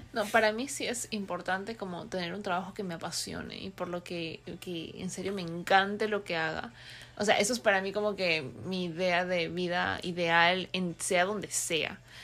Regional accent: Peru; moved away as an adult; also born or lived in California; now in United States; cuatro años viviendo aquí, soy peruana, y pensé que una vez que había terminado mi carrera allá en Perú

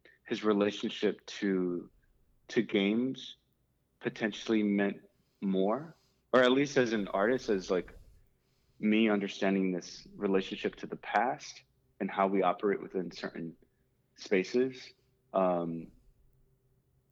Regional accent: New York City, New York, United States; growing up in the Bronx, there weren't too many fields available to play soccer

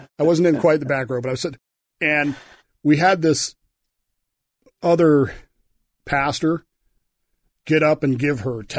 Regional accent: Oklahoma, United States; growing up in Oklahoma, man. With parents from the 40s.

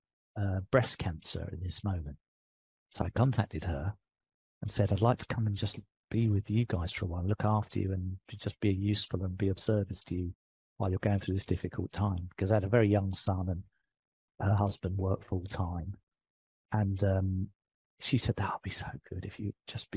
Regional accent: England, United Kingdom; accent: English; moved away; I'm British. I've got an English accent.

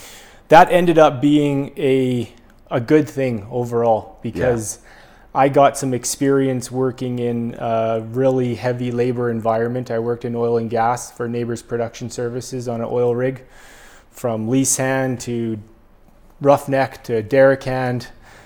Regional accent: Quesnel, British Columbia, Canada; moved away as an adult; also born or lived in Edmonton; I'm from close to here. I grew up in Quesnel, spent high school years, elementary years in Quesnel, and then went to Edmonton for about 10 years after high school.

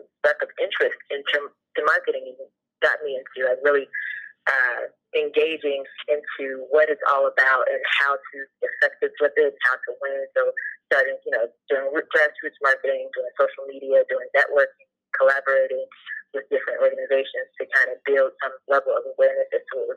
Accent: Cincinnati, Ohio, United States; I'm from Cincinnati, Ohio

